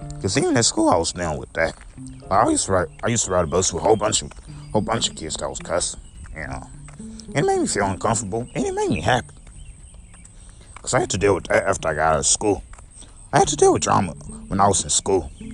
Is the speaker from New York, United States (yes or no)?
no; St. Louis, Missouri, United States; also born or lived in Belleville, Illinois; I came to St. Louis when I was nine years old, so uh, I've been in St. Louis my whole life